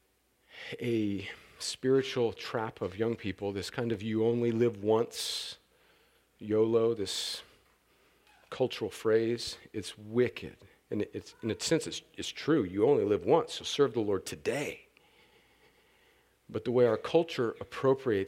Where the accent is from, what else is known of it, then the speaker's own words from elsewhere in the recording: El Centro, California, United States; moved away as an adult; I grew up right on the Mexican border